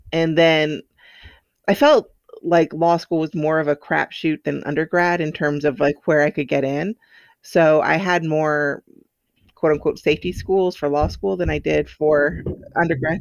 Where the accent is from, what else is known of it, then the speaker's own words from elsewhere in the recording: Silver Spring, Maryland, United States; I grew up outside of Washington, D C, in Silver Spring, Maryland.